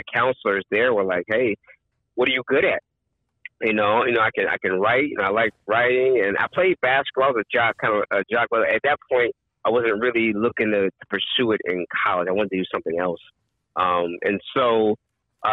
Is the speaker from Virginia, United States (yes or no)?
no; Long Beach, California, United States; also born or lived in San Diego; I grew up in Southern California, Long Beach. I went to elementary school and junior high in Long Beach and high school in San Diego